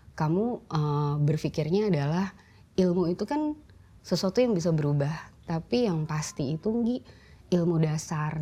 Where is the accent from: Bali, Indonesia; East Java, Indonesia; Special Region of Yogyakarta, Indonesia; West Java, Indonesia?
West Java, Indonesia; Bandung; moved away; also born or lived in Jakarta; aku lahir di Bandung